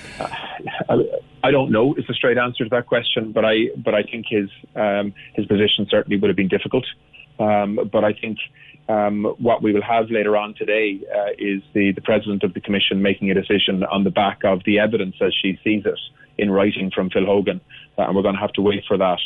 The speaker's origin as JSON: {"language": "English", "town": "Cork", "region": "Munster", "country": "Ireland", "said": "I'm from Cork, uh, and I represent Cork as well as a TD"}